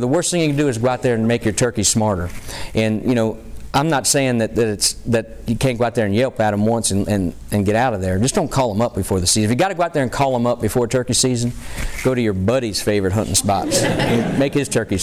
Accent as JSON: {"language": "English", "region": "Pennsylvania", "country": "United States", "tie": "born or raised there", "said": "in my home state, you know, the folks from Pennsylvania"}